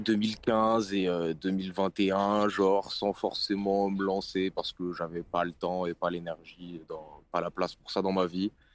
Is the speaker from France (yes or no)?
yes; Lille, Hauts-de-France, France; 24 ans, rappeur indépendant, Lille, depuis que je suis petit